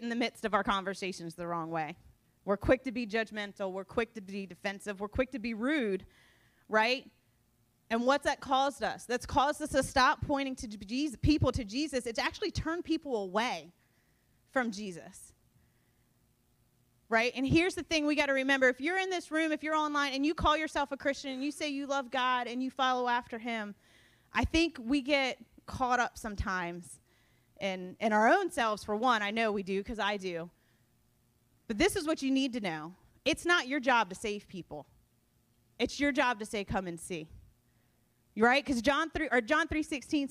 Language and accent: English; United States; I was born and raised in Sussex County